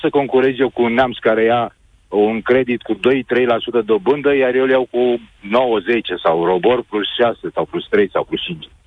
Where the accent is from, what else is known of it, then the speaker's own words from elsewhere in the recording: Craiova, Dolj, Romania; sunt din Craiova